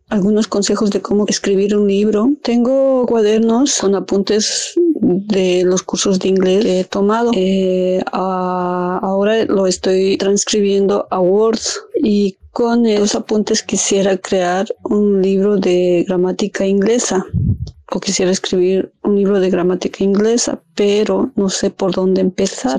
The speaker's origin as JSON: {"language": "Spanish", "country": "Bolivia", "moved": "yes", "lives_now": "Dublin, Ireland", "said": "Soy boliviana, pero actualmente estoy en Dublín, Irlanda."}